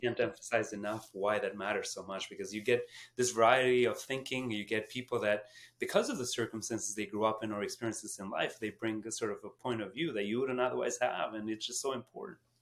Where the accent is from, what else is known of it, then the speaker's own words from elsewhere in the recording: Canada; as Canadian